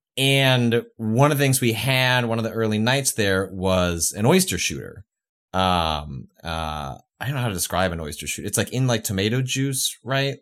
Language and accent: English; Midwest, United States; moved away as an adult; also born or lived in California; I grew up in the Midwest.